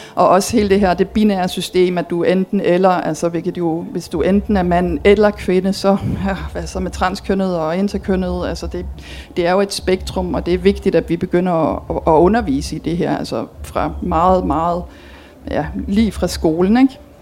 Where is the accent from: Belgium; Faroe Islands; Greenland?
Belgium; moved away as an adult; now in Denmark; jeg er dansker, men jeg er opvokset og uddannet i Belgien